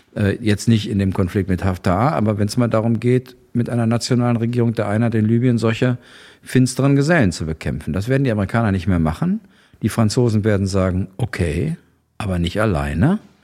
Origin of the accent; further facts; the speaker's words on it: West Germany, Germany; als Westeuropäer, als Westdeutsche